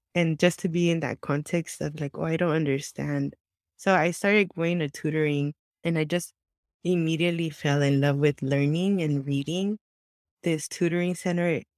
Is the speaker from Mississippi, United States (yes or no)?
no; Santa Ana, California, United States; English is a second language; I was born and raised in Southern California, in Santa Ana, the heart of Orange County